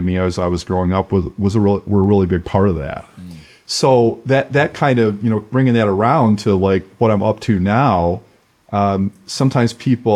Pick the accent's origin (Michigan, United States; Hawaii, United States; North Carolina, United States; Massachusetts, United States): Michigan, United States; Flint; I grew up in Flint, Michigan, in a very blue collar background